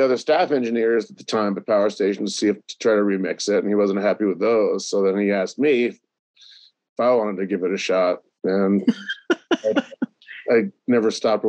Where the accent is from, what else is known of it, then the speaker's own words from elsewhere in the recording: Vermont, United States; moved away as an adult; I grew up in Vermont. So I grew up in a small little town.